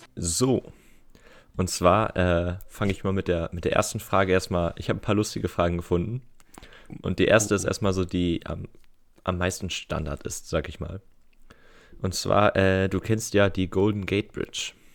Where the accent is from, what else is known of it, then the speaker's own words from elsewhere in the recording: Geesthacht, Schleswig-Holstein, Germany; bei uns in Gestacht